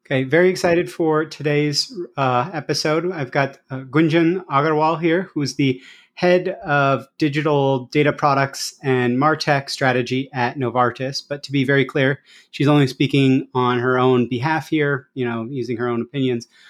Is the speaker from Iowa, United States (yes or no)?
yes; Iowa, United States; Iowa, which is my home state.